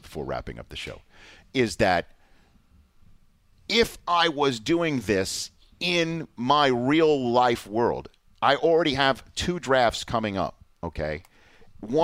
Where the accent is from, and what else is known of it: New York City, New York, United States; born or raised there